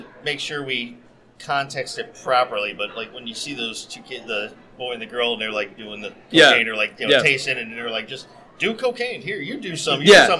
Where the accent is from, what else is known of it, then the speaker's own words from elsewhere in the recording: St. Petersburg, Florida, United States; now in Largo, United States; I live in the Largo area, but I'm born and raised in St. Petersburg.